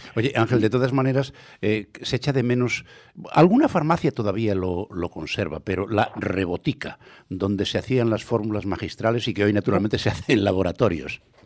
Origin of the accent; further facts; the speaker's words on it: Santiago de Compostela, Galicia, Spain; yo que me crié en Tras Santa Clara